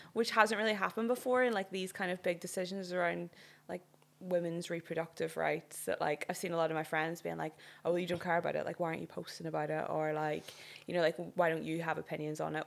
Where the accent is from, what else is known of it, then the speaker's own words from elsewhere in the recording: Northern Ireland, United Kingdom; moved away; I'm from Northern Ireland